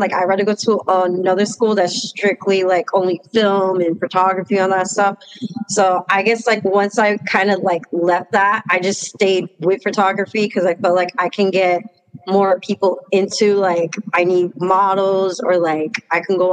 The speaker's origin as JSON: {"language": "English", "town": "New York City", "region": "New York", "country": "United States", "moved": "yes", "lives_now": "Middletown, United States", "said": "I'm from Washington Heights, but moved to upstate"}